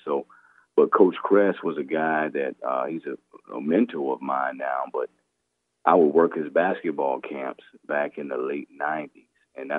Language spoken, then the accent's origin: English; Charleston, South Carolina, United States; Well, I grew up in Charleston.